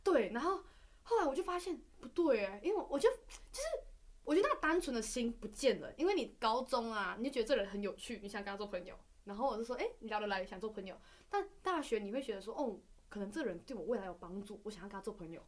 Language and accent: Chinese; Malaysia; now in Taiwan; 我们是马来西亚人